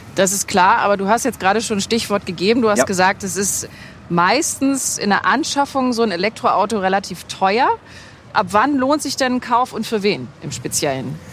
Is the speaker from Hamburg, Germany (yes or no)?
yes; Hamburg, Germany; in Hamburg, da wo ich herkomme